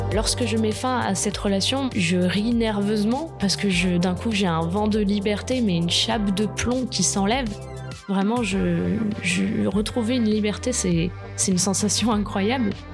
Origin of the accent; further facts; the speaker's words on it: French Riviera, Provence-Alpes-Côte d'Azur, France; je viens euh, de la Côte d'Azur, donc j'ai plutôt un lycée agréable